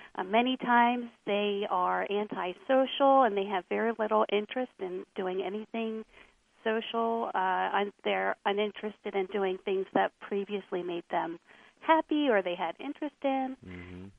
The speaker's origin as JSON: {"language": "English", "area": "Lancaster County", "region": "Pennsylvania", "country": "United States", "tie": "born or raised there", "also_born_or_lived": "Philadelphia suburbs", "said": "I grew up in Lancaster County, Pennsylvania"}